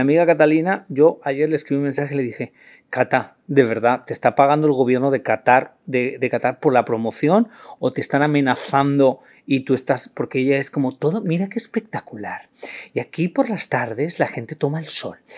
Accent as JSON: {"language": "Spanish", "country": "Spain", "said": "soy la vergüenza de España"}